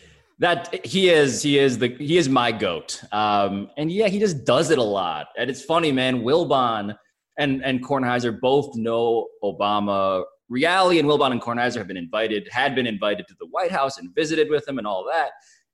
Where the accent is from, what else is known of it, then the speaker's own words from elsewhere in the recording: Philippines; So it's been interesting to be recognized as a Filipino, because I am so grateful when that happens.